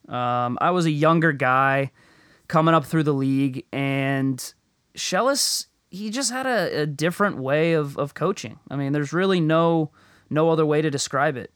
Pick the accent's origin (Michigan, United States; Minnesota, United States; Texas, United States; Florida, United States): Florida, United States; moved away as an adult; it was like heaven for me growing up